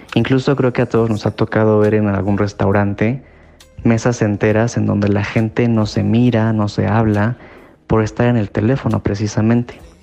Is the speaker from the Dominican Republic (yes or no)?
no; Mexico; soy mexicano